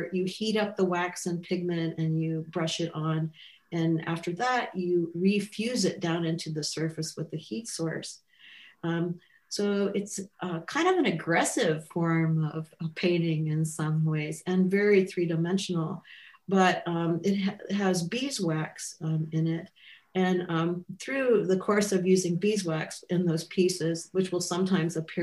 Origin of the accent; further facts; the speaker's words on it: Midwest, United States; being a Midwesterner